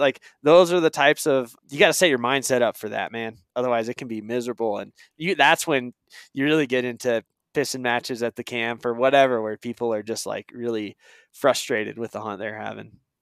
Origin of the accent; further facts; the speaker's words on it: Eastern Oregon, United States; moved away; I moved away from Eastern Oregon where I grew up